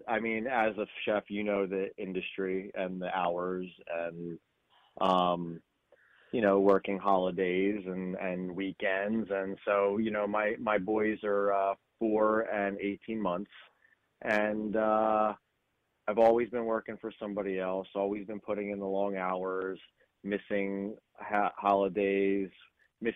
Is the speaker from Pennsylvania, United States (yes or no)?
yes; Langhorne, Pennsylvania, United States; moved away as an adult; now in Mount Laurel, United States; I was Lower Bucks. Yeah. I grew up in Langhorne.